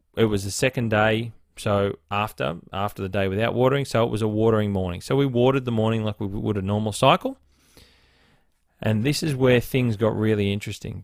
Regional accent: Blue Mountains, New South Wales, Australia; also born or lived in Northern Beaches, Sydney; now in Sydney, Australia; I grew up in the Blue Mountains

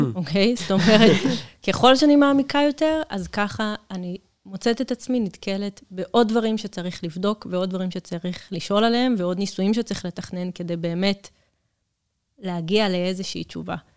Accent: Kiryat Gat, Southern District, Israel; moved away as an adult; במקור אני מקריית גת

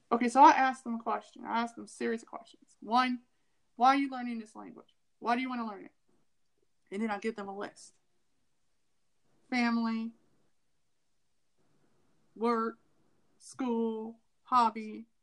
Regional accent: Ohio, United States; also born or lived in California; I lived in California for three years, but I'm not California. You know, I'm from Ohio, but I don't sound like I'm from the Midwest

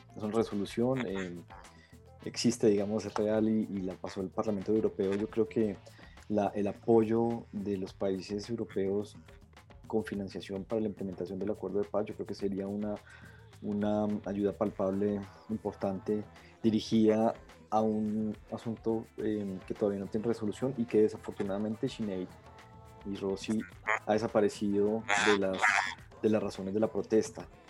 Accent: Colombia; Todos, todos los colombianos

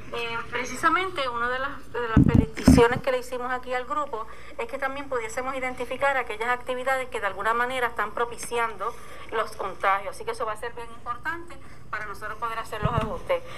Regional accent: Puerto Rico

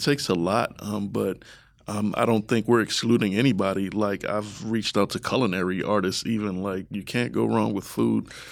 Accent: Baltimore, Maryland, United States; now in Columbus, United States; I'm from the East Coast

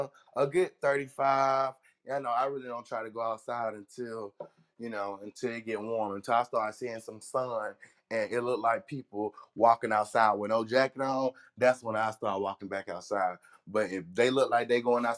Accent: Birmingham, Alabama, United States; I'm from Alabama, and you know, In Birmingham, we don't get cold like that.

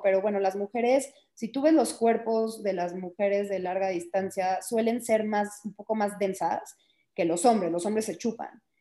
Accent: United States; also born or lived in Mexico; Crecí en Estados Unidos desde los tres años

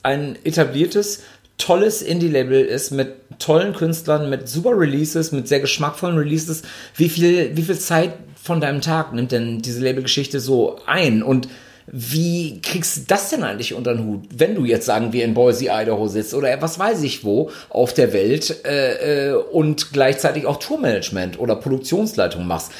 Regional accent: Ibbenbüren, North Rhine-Westphalia, Germany; bei uns in Ibbenbüren, äh, beziehungsweise im Großraum, da wo wir herkamen

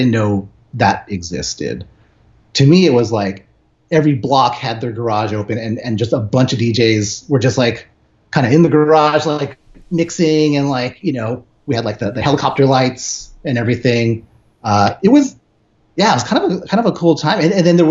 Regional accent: San Francisco, California, United States; now in Los Angeles, United States; Grew up in the Bay, living in LA now

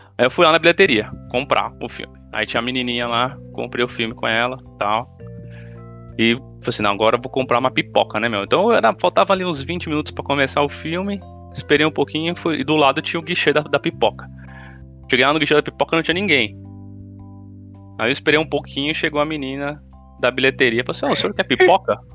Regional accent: São Paulo, Brazil; eu morei minha vida inteira em Itaquera

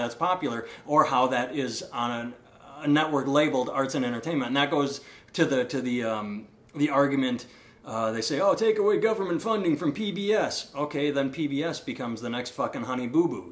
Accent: Iowa, United States; people say, "Where are you from?" and I say Iowa

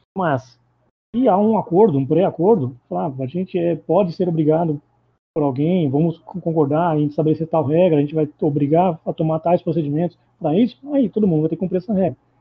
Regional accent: Itapetininga, São Paulo, Brazil; now in São Paulo, Brazil; Eu sou de São Paulo, eu sou de Itapetininga, do interior do sul do estado de São Paulo, mas eu vivo em São Paulo faz uns quase 20 anos.

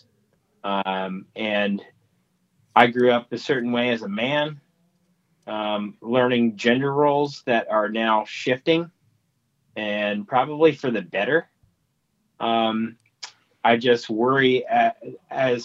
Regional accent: Midwest, Indiana, United States; I grew up in the Midwest with traditional values

